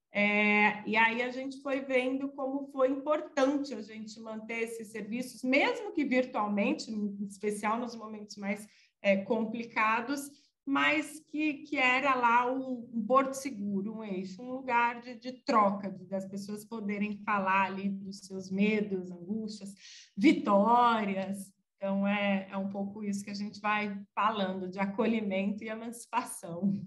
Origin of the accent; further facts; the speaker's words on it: São Bernardo do Campo, São Paulo, Brazil; also born or lived in Ubatuba; Eu nasci em 78, é, em São Bernardo do Campo, então acompanhei muito greve geral e tudo isso